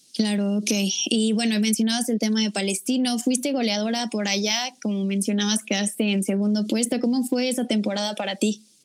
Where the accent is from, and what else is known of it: Mexico